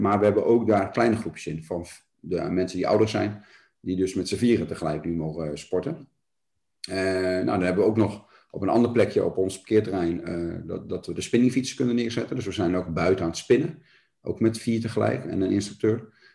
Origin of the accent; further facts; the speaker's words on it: Ermelo, Gelderland, Netherlands; also born or lived in Nunspeet; now in Doornspijk, Netherlands; Ik ben in Ermelo geboren.